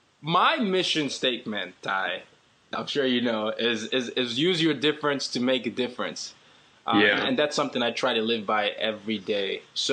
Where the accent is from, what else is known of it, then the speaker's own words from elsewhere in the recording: Nigeria; I certainly don't sound like I'm supposed to sound because, you know, I'm Nigerian, but we have a different accent.